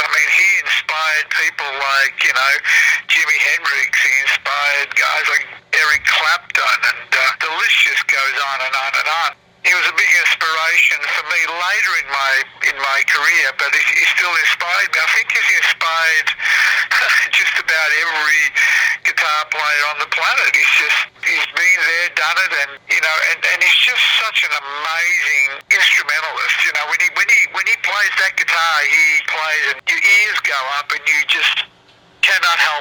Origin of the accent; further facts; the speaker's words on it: Melbourne, Victoria, Australia; moved away as an adult; now in Chicago, United States; I'm originally from Melbourne, Australia. I was born and raised there.